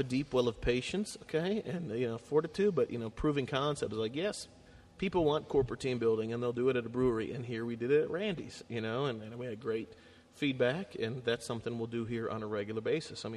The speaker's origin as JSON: {"language": "English", "town": "Cleveland", "region": "Ohio", "country": "United States", "moved": "yes", "lives_now": "Cincinnati, United States", "said": "I'm from Cleveland."}